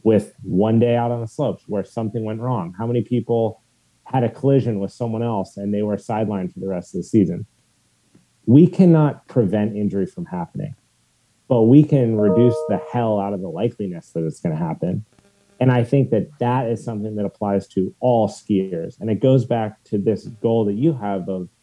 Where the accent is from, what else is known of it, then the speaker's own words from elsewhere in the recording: Steamboat Springs, Colorado, United States; growing up in Steamboat Springs since I was 9